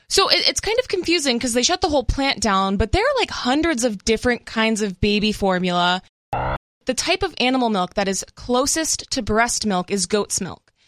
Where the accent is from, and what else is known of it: Massachusetts, United States; moved away; also born or lived in California